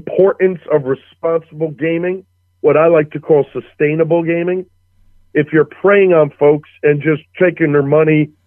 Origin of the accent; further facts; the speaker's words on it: Paterson, New Jersey, United States; born and raised in Paterson, New Jersey